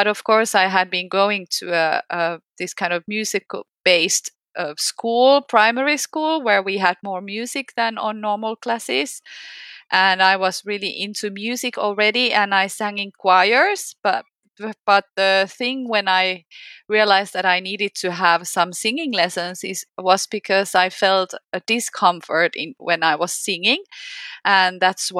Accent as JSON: {"language": "English", "country": "Finland", "said": "from Finland"}